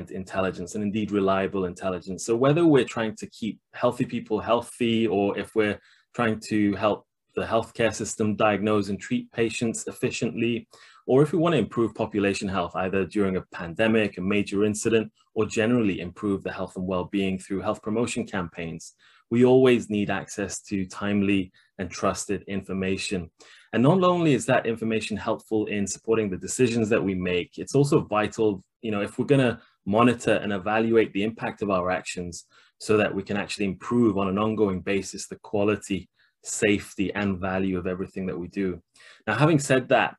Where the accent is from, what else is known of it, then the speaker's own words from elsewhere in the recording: Leeds, Yorkshire and the Humber, United Kingdom; my hometown of Leeds